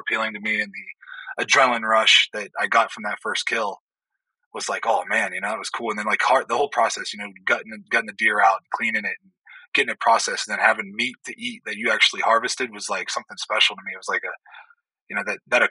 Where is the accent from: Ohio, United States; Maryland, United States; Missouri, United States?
Ohio, United States; Youngstown; moved away; I grew up in Northeast Ohio, up around Youngstown